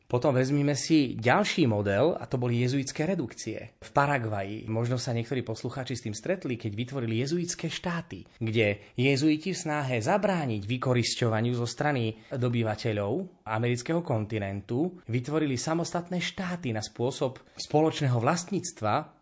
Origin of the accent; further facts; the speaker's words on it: Spiš, Slovakia; u nás na Spiši